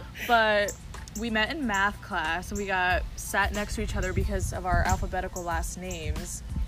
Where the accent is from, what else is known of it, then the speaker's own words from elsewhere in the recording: Central Ohio, United States; We're from Central Ohio.